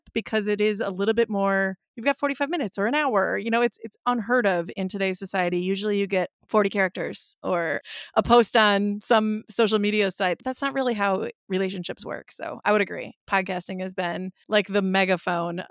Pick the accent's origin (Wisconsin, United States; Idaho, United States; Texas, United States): Wisconsin, United States; I'm from Wisconsin and beer is a large part of the culture here